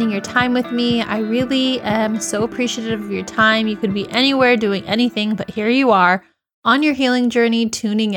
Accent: United States; my home country, the US

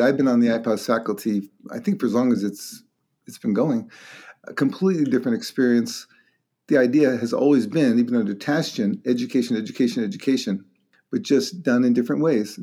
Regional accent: Long Island, New York, United States; moved away as an adult; also born or lived in Brooklyn, New York / Rochester, New York / Durham, North Carolina / Toronto, Canada; now in Seattle, United States; Completely East Coast. I was born in Brooklyn. When I was four, we moved out to Long Island

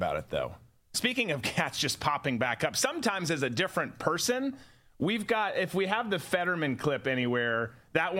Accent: Minnesota, United States; growing up in Minnesota

